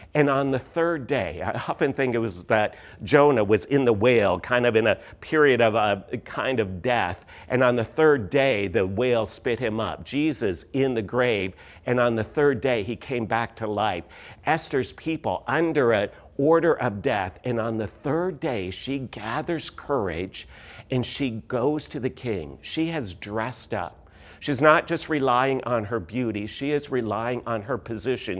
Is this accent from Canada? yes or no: yes; Canada; moved away as an adult; also born or lived in London, Ontario / Missouri; we are Canadian. We uh, were all born in Canada.